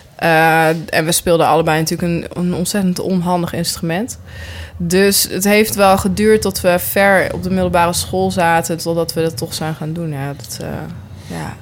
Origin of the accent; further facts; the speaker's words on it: near Nijmegen, Gelderland, Netherlands; ik kom zelf uit Nijmegen en, of, eh, ja, eigenlijk, nou, uit een heel klein dorp bij Nijmegen, maar ik zeg altijd van Nijmegen